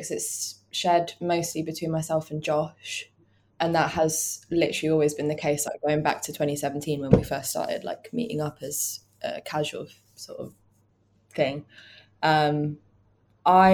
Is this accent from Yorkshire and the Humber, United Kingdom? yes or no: no; Aylesbury, South East England, United Kingdom; moved away as an adult; also born or lived in London / Brighton; I'm not from Aylesbury anymore